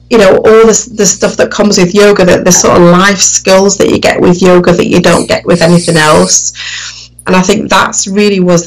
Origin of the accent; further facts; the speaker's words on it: Sheffield, Yorkshire and the Humber, United Kingdom; accent: northern; I grew up in Sheffield, which is like a northern part of the UK. So my accent is very northern.